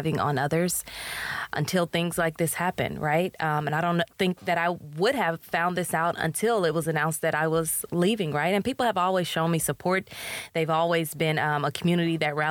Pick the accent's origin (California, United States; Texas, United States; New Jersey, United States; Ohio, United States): Texas, United States; Houston; moved away as an adult; also born or lived in Chicago; now in Tyler, United States; I'm originally from Houston